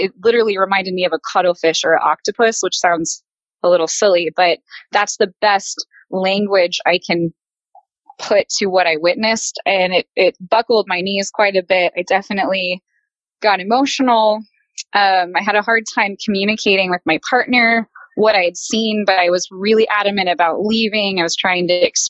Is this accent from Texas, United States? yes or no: yes; Texas, United States; I'm from Texas, actually. So I don't have a whole lot of experiences with bears.